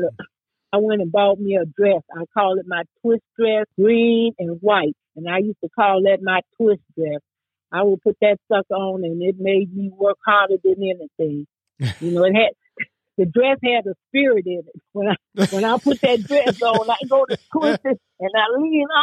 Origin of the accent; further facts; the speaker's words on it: the South, United States; now in Chicago, United States; when I was growing up in the South, you know, you go to them juke joints